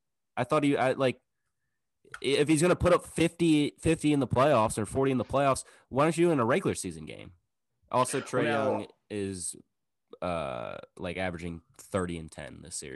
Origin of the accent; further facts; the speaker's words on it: St. Louis, Missouri, United States; I'm from St. Louis.